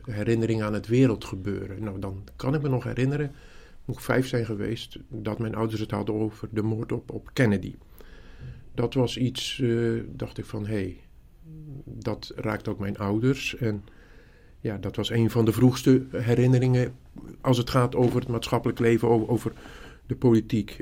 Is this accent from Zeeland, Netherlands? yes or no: yes; Zeeland, Netherlands; ik kom uit Zeeland, dat is misschien goed om te weten. Een klein dorpje, zestienhonderd mensen aan de boorden van de Oosterschelde. Wij woonden achter de Oosterscheldedijk.